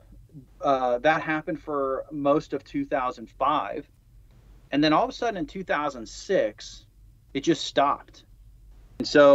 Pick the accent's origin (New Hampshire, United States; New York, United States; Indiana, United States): Indiana, United States; moved away as an adult; I recruited back in my hometown, actually. I'm from Indiana, so I recruited actually back in my hometown.